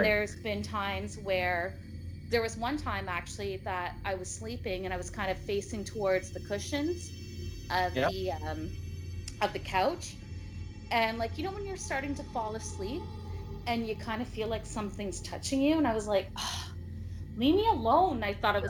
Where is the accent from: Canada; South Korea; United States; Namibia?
Canada; Brockville, Ontario; moved away; I grew up in a haunted house, so I'm from Brockville